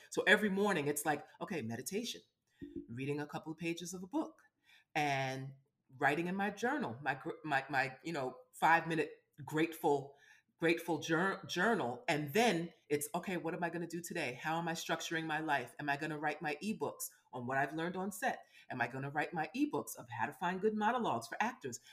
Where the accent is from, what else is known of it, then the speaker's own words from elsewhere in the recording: New York City, New York, United States; I'm from Brooklyn